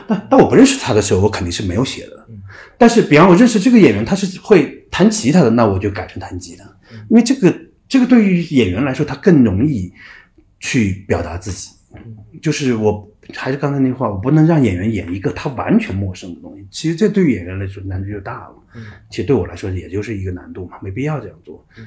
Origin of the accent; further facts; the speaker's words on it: Sichuan, China; also born or lived in Dalian, Liaoning, China; 在大连长大到六岁就回到四川去上学了